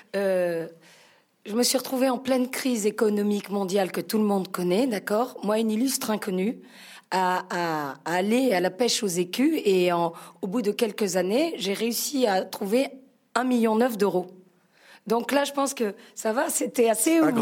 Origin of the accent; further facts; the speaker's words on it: Marseille, Provence-Alpes-Côte d'Azur, France; Je suis italienne, marseillaise